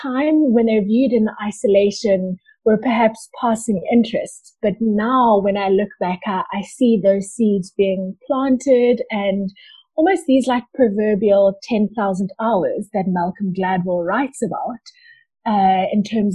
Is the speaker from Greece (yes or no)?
no; Durban, KwaZulu-Natal, South Africa; moved away as an adult; now in Johannesburg, South Africa; I currently live in Johannesburg, but I was born in Durban and lived in Durban for the first 21 years of my life.